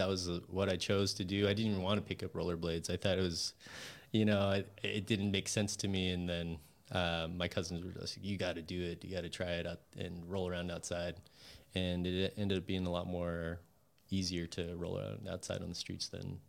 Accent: Hawaii, United States; born there; also born or lived in Montana; Yeah, so I was born in Hawaii. All of my family live in Hawaii still, except my parents.

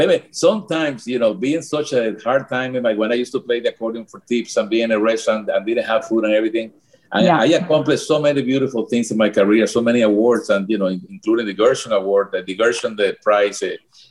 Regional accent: Cuba; English is a second language; moved away; And back on our feet, even when the accident happened, even when we came from Cuba.

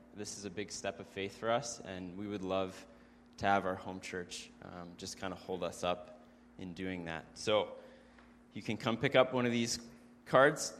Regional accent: Kelowna, British Columbia, Canada; Carlene and I were born and raised in Kelowna

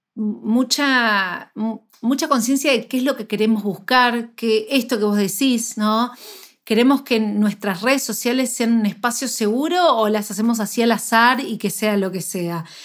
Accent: Argentina; yo soy de Argentina

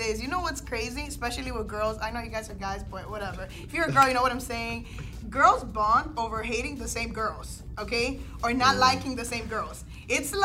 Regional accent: Dominican Republic; moved away; I still have friends from when I grew up in Dominican Republic

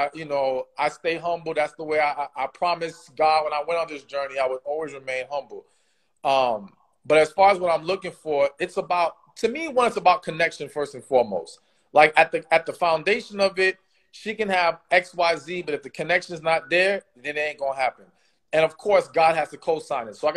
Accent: Miami, Florida, United States; I grew up in Miami

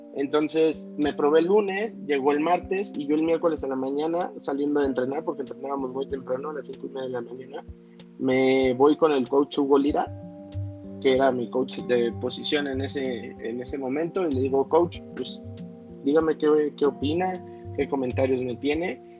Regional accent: Torreón, Coahuila, Mexico; vivimos y nacimos ahí

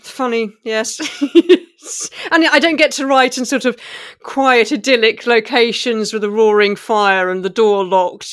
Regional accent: England, United Kingdom; growing up in England as an immigrant

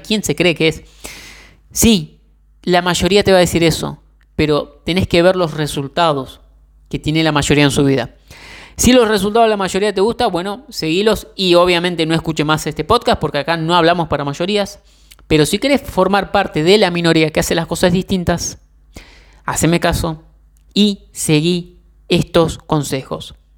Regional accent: Argentina; yo soy de Argentina

